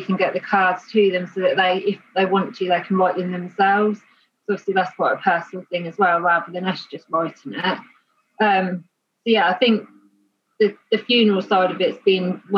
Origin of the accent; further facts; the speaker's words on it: Pittsford, England, United Kingdom; I was brought up in Pittsford